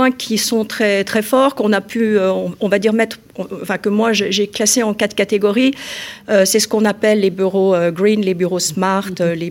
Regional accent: Lyon, Auvergne-Rhône-Alpes, France; donc je suis lyonnaise, euh, j'ai fait mes études d'architecture euh, à Lyon

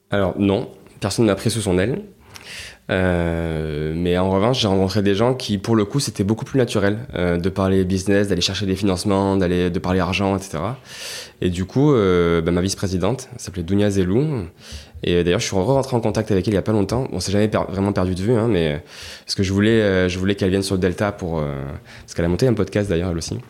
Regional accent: Marseille, Provence-Alpes-Côte d'Azur, France; je suis né à Marseille, euh, il y a 33 ans, parce que j'ai 33 ans aujourd'hui. J'ai grandi dans le 12e, euh, donc dans une petite maison euh, pavillonnaire, comme il y en a beaucoup dans le 12e à Marseille.

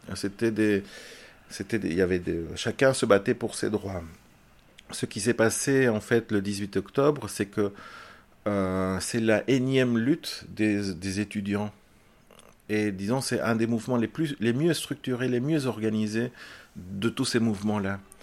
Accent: Belgium; also born or lived in Chile; je suis arrivé à l'âge de 4 ans euh, en Belgique, euh, je suis fils d'exilé. Donc c'est mon père qui était prisonnier politique et on est arrivé en Belgique avec euh, toute la famille. Et donc j'ai grandi en Belgique

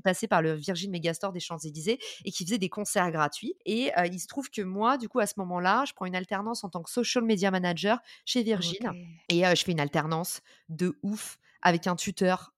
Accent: Paris suburbs, Île-de-France, France; also born or lived in New York; je suis née en, et j'ai grandi en banlieue parisienne

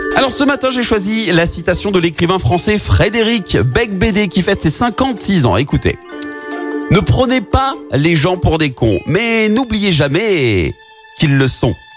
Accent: France; c'était chez nous, à Paris

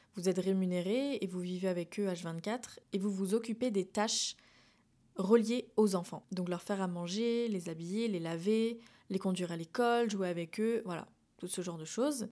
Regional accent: France; moved away as an adult; now in Montreal, Canada; je parle donc en tant que française

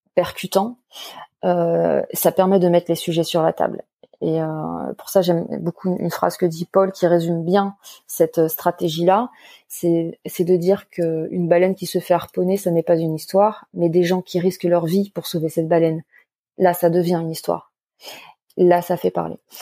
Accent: Paris suburbs, Île-de-France, France; je suis à la base une enfant de la banlieue parisienne

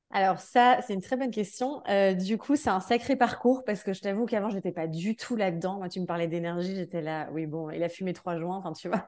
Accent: Belgium; now in France; Je suis de Belgique de base. Là, j'habite en France.

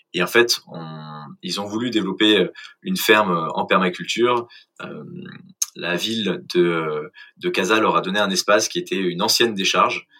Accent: Clamart, Île-de-France, France; also born or lived in England / Brazil / Mexico; je suis euh, originaire de Clamart, de la banlieue parisienne

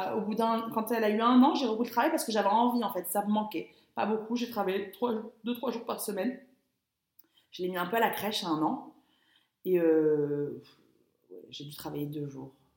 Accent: Biot, Provence-Alpes-Côte d'Azur, France; moved away as an adult; also born or lived in London; je suis arrivée à Biot, donc ma ville natale

